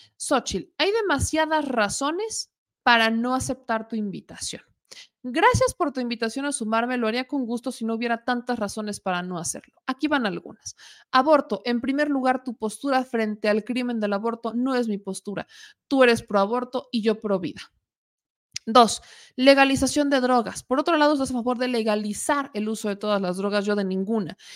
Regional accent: Puebla, Mexico; soy poblana

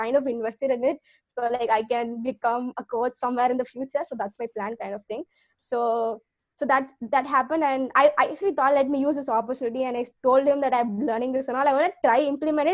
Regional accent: Tamil Nadu, India; now in Chennai, India; I am from Tamil Nadu

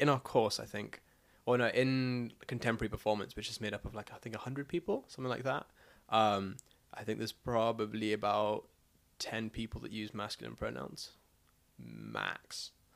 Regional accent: South Africa; now in United Kingdom; I'm South African and I'm white, so therefore, off the bat, the fact that I had food on my table means that I'm in top one percent. Like, most of the country live below the breadline.

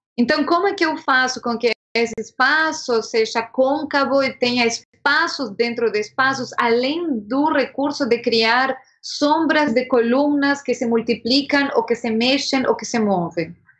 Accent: Montevideo, Uruguay; Portuguese is a second language; moved away as an adult; also born or lived in São Paulo, Brazil; now in Brazil; Eu sou de Montevideo

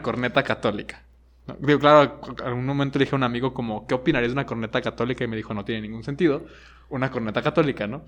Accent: Guadalajara, Jalisco, Mexico; also born or lived in Monterrey / Mexico City; viví en Monterrey, viví en el DF, aunque soy de aquí de Guadalajara y ahora vivo en Guadalajara

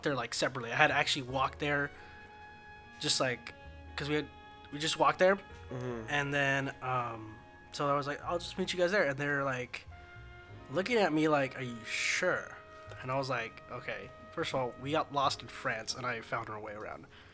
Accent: United States; I'm not Italian, I'm American

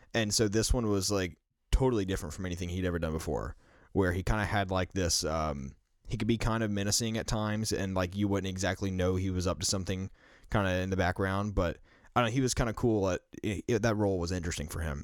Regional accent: the South, United States; growing up in the South myself

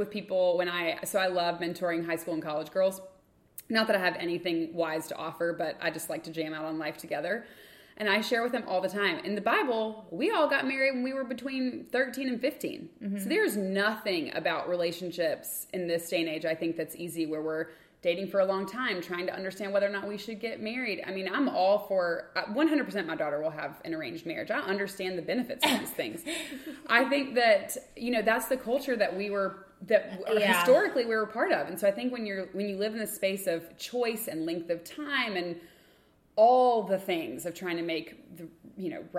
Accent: Lexington, United States; moved away; we were in Lexington, my hometown

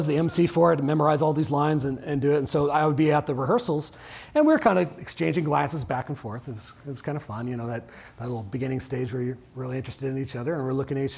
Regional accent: Orange County, Southern California, United States; moved away; I grew up in Orange County in Southern California.

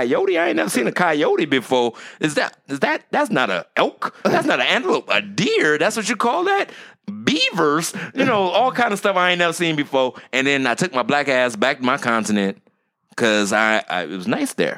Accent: United States; I'm American

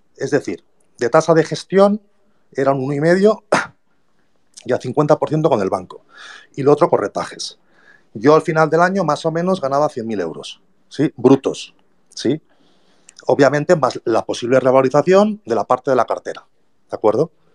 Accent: Barcelona, Catalonia, Spain; now in Mexico; yo os hablo desde México, soy de Barcelona.

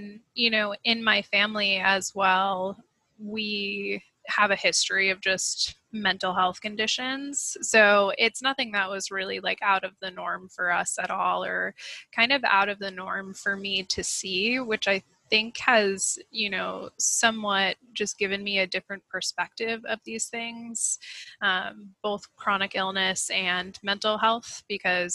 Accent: Maine, United States; I grew up in Maine, not too far from where I actually live now

